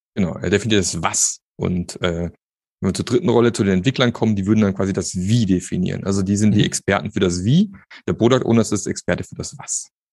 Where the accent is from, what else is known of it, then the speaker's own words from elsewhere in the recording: Germany; wir als Deutsche